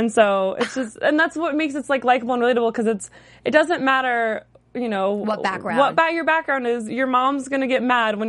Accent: Las Vegas, Nevada, United States; moved away; I'm from Vegas. Oh, originally.

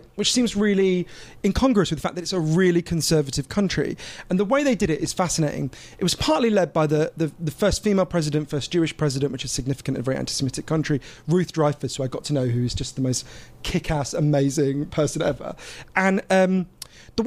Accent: United Kingdom; I'm a Swiss citizen because of my dad, as well as obviously British

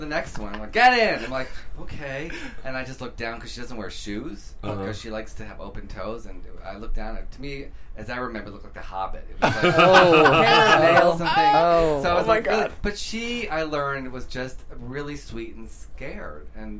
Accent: Detroit, Michigan, United States; I'm from Detroit

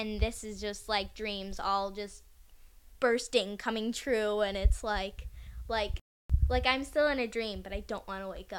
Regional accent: Chicago, Illinois, United States; Well, Chicago is my hometown

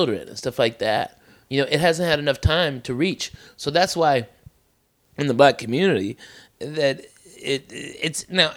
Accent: the South, United States; moved away; growing up in the South

